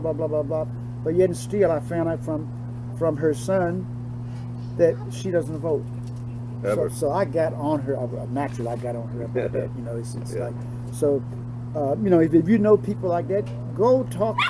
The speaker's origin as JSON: {"language": "English", "country": "United States", "said": "I'm an American"}